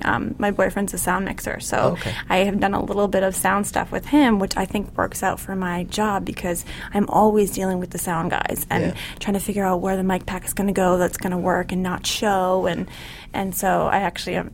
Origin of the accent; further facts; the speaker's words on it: Boston, Massachusetts, United States; moved away as an adult; I'm from the Boston area, so I went and worked for fashion designers in Boston